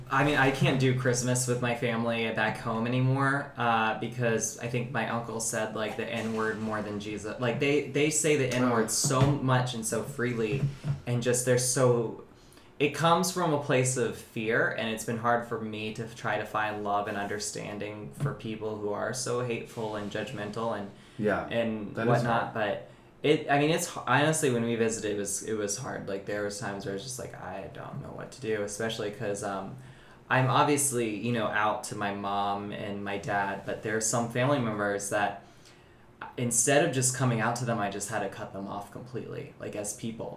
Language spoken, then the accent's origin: English; North Carolina, United States; North Carolina.